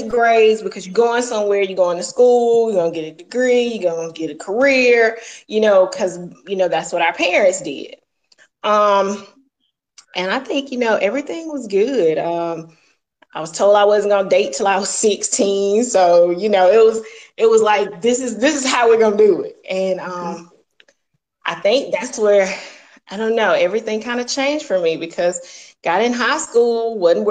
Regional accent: Laurens, South Carolina, United States; I was born and raised in South Carolina. That's a part of the upstate

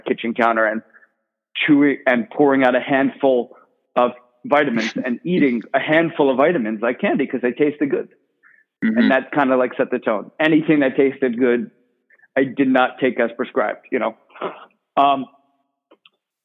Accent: Millburn, New Jersey, United States; I grew up in North Jersey, Millburn, New Jersey

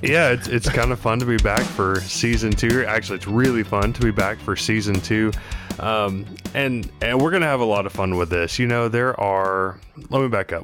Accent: Texas, United States; growing up in Texas

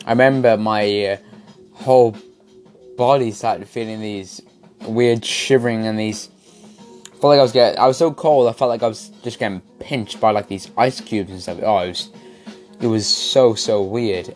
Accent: Wales, United Kingdom; You can definitely tell I'm Welsh

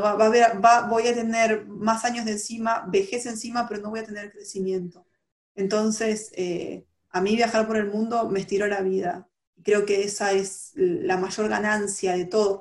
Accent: Argentina

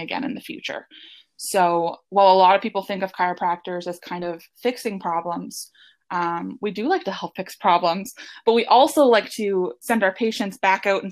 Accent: Hamilton, Ontario, Canada; also born or lived in Guelph, Ontario; I grew up in the Hamilton, Ontario area. And now I'm actually a chiropractor working back in the same area near where I grew up.

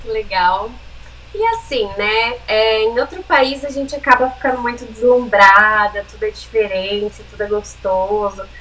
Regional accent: Brazil; moved away; also born or lived in São Paulo / Ireland; a gente é brasileira

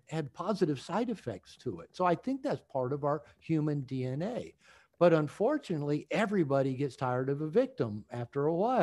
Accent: Bellevue, Washington, United States; I grew up in Bellevue

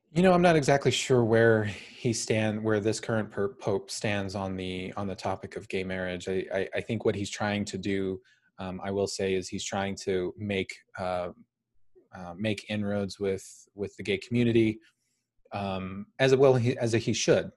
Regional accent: United States; I'm American

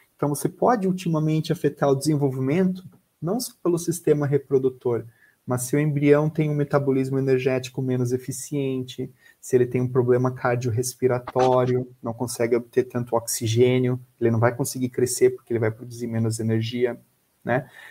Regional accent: Florianópolis, Santa Catarina, Brazil; eu sou de Florianópolis

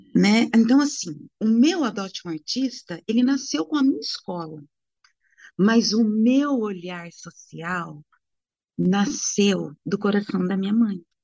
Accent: Brazil; eu sou brasileira

